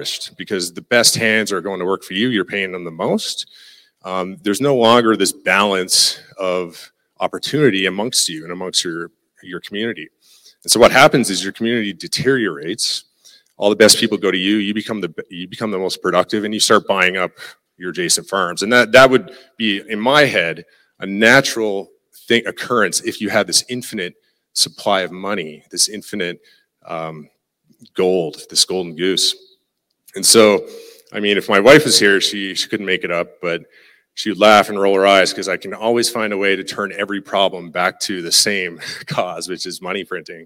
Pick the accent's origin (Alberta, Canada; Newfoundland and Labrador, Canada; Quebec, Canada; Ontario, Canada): Newfoundland and Labrador, Canada; accent: Newfie; moved away as an adult; now in Lloydminster, Canada; I'm a Newfie.